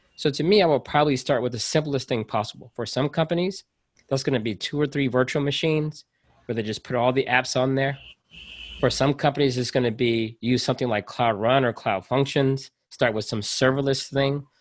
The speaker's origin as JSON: {"language": "English", "country": "United States", "said": "I am a part of an underrepresented group here in America, right? So I'm American"}